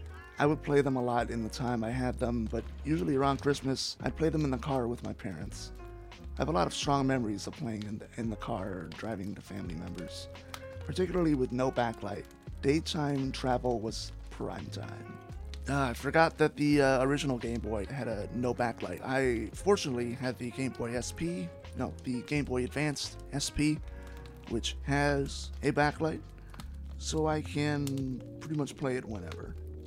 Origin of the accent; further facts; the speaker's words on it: St. Louis, Missouri, United States; my hometown of St. Louis